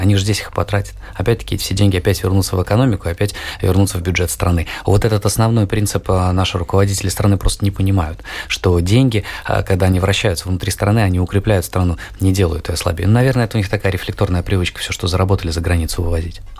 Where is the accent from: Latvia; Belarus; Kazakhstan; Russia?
Latvia; я родился и живу в Латвии. Я не покидал территорию нашей любимой необъятной страны